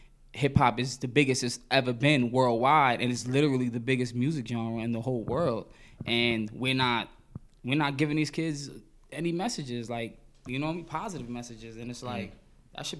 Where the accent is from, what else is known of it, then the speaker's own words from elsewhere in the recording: New York City, New York, United States; growing up in Crown Heights